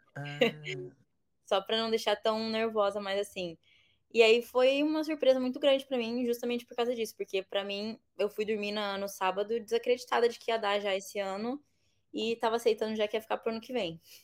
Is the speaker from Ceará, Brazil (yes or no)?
no; Bauru, São Paulo, Brazil; moved away as an adult; now in United Arab Emirates; eu sou de Bauru, nascida e sempre morei em Bauru